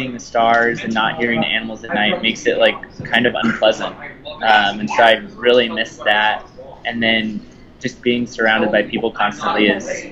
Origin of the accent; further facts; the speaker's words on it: Colorado, United States; moved away; also born or lived in Virginia; I grew up in Colorado and went to national parks when I was a kid